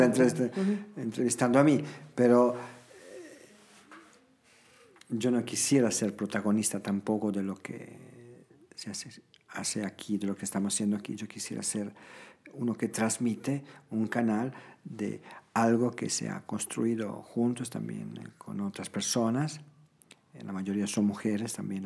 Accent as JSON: {"language": "Spanish", "town": "Toano", "region": "Emilia-Romagna", "country": "Italy", "tie": "born or raised there", "second_language": "Spanish", "moved": "as an adult", "lives_now": "Cochabamba, Bolivia", "said": "Mi pueblo se, llamaba y se llama todavía Toano"}